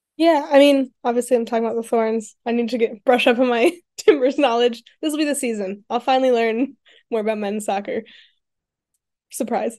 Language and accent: English; Colorado, United States; moved away; I'm from Colorado